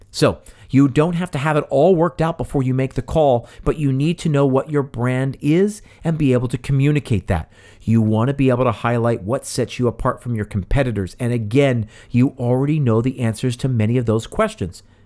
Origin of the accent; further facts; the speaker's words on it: West Chester, Pennsylvania, United States; Tommy's Original is in my hometown of Westchester, Pennsylvania. It's right up the street from the high school I attended